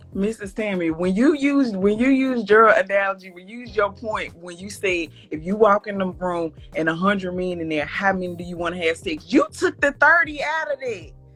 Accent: Mississippi, United States; from Mississippi

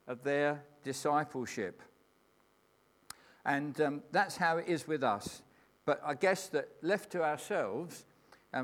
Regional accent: England, United Kingdom; I'm a Christian who happens to be an Englishman

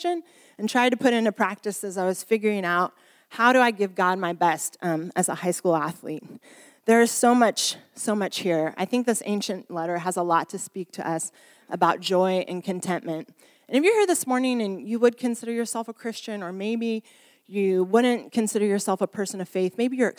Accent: Bermondsey, London, United Kingdom; as you can tell by my accent, I come from Bermondsey, which is just down south.

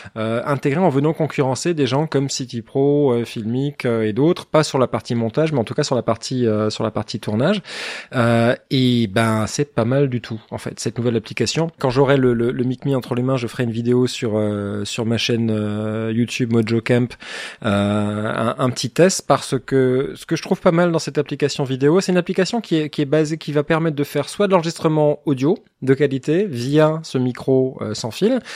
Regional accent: Alsace, Grand Est, France; moi, je suis, moi, je suis alsacien

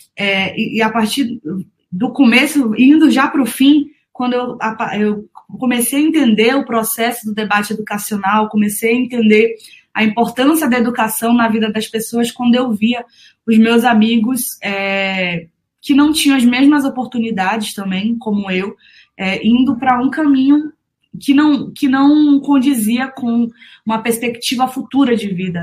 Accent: Manaus, Amazonas, Brazil; Eu nasci no dia 22 de junho de 95, na cidade de Manaus. Sou manauara, vim do norte desse país

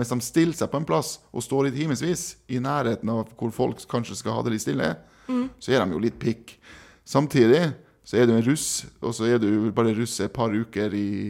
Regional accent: East Finnmark, Norway; moved away; also born or lived in Kristiansund; Jeg er fra Øst-Finnmark

